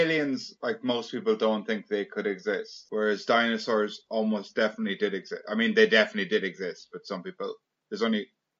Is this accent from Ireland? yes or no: yes; Ireland